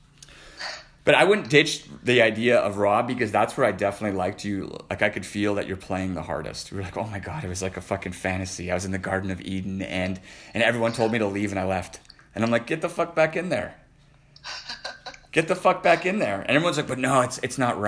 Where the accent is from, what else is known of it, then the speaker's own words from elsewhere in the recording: Canada; I'm a Canadian.